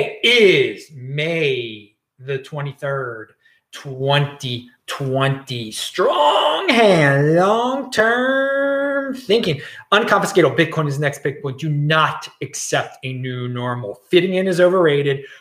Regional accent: Baltimore, Maryland, United States; moved away; also born or lived in Los Angeles; I'm in Los Angeles right now. And I'm from Baltimore.

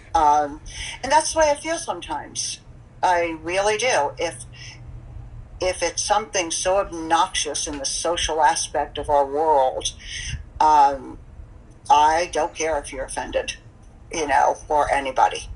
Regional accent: St. Petersburg, Florida, United States; born or raised there; also born or lived in Brooklyn, New York / Lynbrook, New York / Manhattan, New York

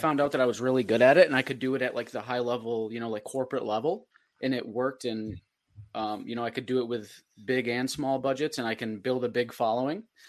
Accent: Fulton, New York, United States; I'm from Fulton

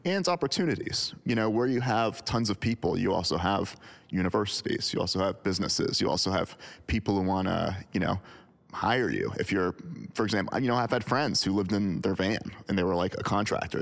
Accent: United States; I'm speaking as an American

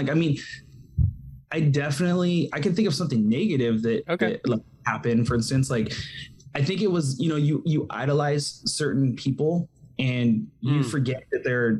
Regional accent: California, United States; But you know, I didn't live in California at the time. Like this is, I was from California

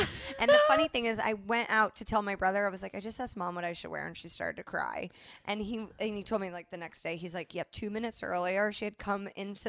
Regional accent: Indianapolis, Indiana, United States; moved away; so now I've called myself a hoe with the incorrect spelling in my hometown newspaper.

